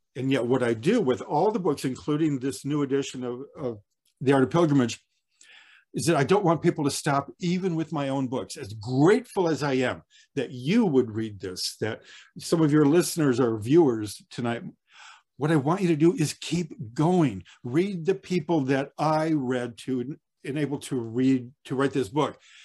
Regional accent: Detroit, Michigan, United States; moved away as an adult; also born or lived in Paris; I began writing at sixteen, growing up in Detroit

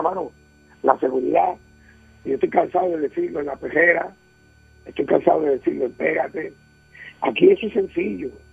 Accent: Puerto Rico; mi querida isla, mi Puerto Rico

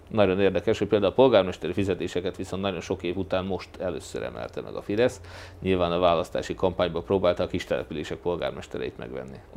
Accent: Hungary; de én annyira magyar vagyok

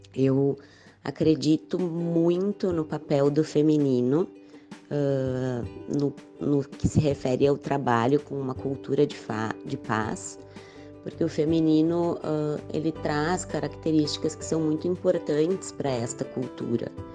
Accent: Porto Alegre, Rio Grande do Sul, Brazil; Sou de Porto Alegre, no Rio Grande do Sul

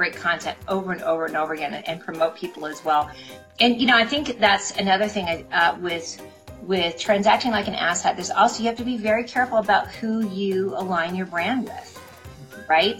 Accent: Midwest, United States; I grew up in the Midwest, and that's just how we roll

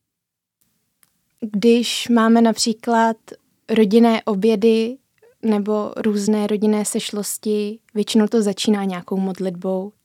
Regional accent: Římov, South Bohemian Region, Czechia; já jsem ze Římova, kde ta duchovnost hraje velkou roli

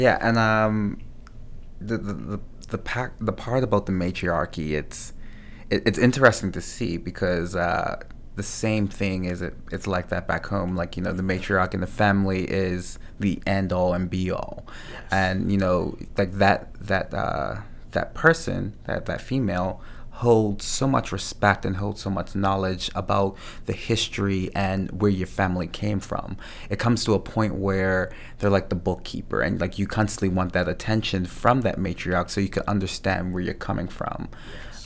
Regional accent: Bermuda; now in Canada; growing up in Bermuda, before I came to Canada

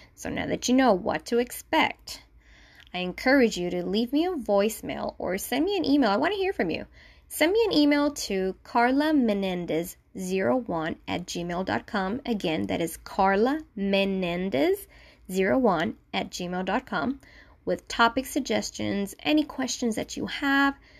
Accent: Manatí, Puerto Rico; first language Spanish; English is a second language; I was born and raised in Manatí, Puerto Rico. So my first language is Spanish.

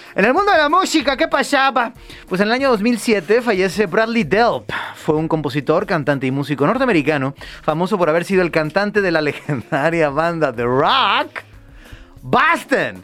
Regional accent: Mexico; nosotros como mexicanos

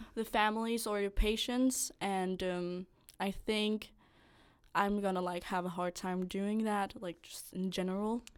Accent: north of Copenhagen, Capital Region of Denmark, Denmark; moved away as an adult; now in Odense, Denmark; I'm from, like, northern of Copenhagen

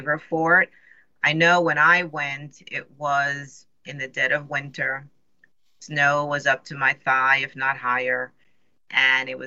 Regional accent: New York City, New York, United States; moved away; I grew up in New York City

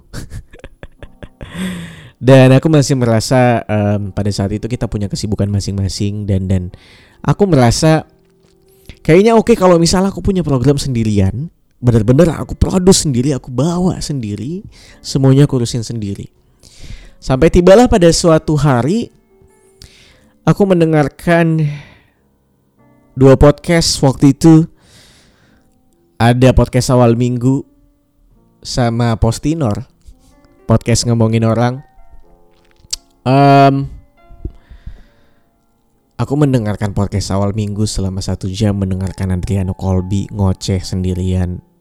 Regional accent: Pontianak, West Kalimantan, Indonesia; moved away as an adult; also born or lived in Yogyakarta; now in Jakarta, Indonesia; Umurku sekarang sekarang 24 tahun Asalku dari Pontianak, Kalimantan Barat, um, besar di sana. Ibu bapakku juga masih di sana. Um, kuliah di Jogja 6 tahun dari 2014 sampai 2020. Dan sekarang aku di Jakarta kerja di sini.

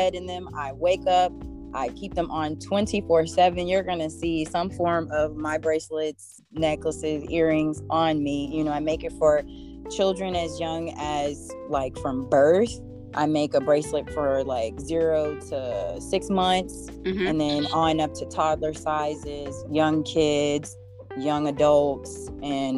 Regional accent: Denton, Texas, United States; now in Atlanta, United States; I'm originally from Denton, Texas, but I've been in Atlanta for over 20 years

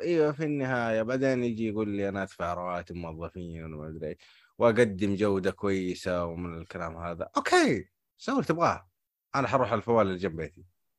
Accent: Hejaz, Saudi Arabia; هنا عندنا في الحجاز

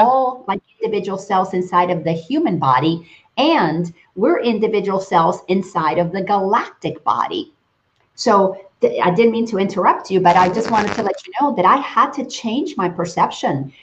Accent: Dominican Republic; moved away; growing up in the Dominican

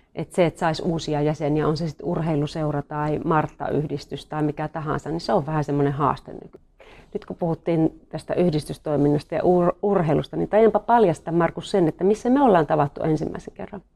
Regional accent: North Karelia, Finland; Me ollaan niinku molemmat tämmöisiä peruspohjoiskarjalaisia

